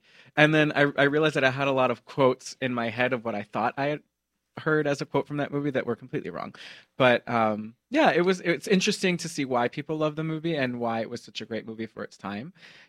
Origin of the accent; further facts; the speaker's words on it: Mexico; now in United States; I was born in Mexico … as you say.